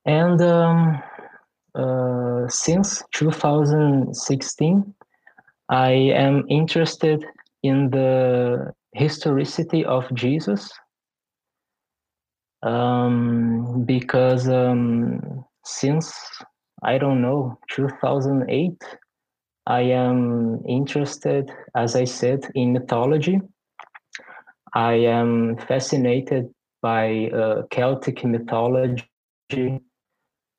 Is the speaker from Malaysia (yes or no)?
no; Brazil; also born or lived in Porto Alegre, Brazil; I am from Brazil. I live in Porto Alegre, which is the capital of Rio Grande do Sul, a state which is in the southernmost part of my country.